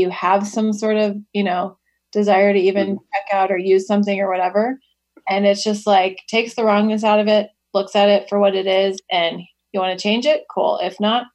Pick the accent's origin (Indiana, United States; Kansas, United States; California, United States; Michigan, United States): Kansas, United States; Wichita; I was born in Wichita, Kansas